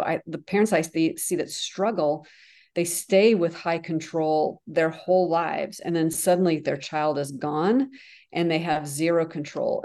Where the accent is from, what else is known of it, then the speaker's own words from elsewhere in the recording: the North, United States; also born or lived in France; now in the South, United States; I live in the South, so, but I'm from the North.